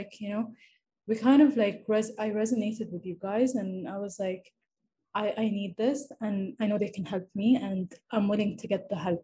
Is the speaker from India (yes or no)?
no; Saudi Arabia; I'm from Saudi Arabia.